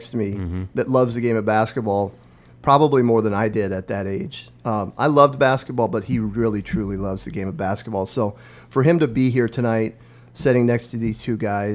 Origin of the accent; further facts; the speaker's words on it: Omaha Indian Reservation, Northeast Nebraska, United States; moved away as an adult; now in Lincoln, United States; I grew up on the Omaha Indian Reservation in Northeast Nebraska, a village of 90 people